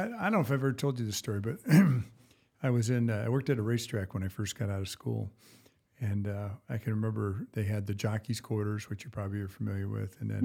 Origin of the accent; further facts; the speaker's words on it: Battle Creek, Michigan, United States; I grew up around the Battle Creek area, Battle Creek, Michigan.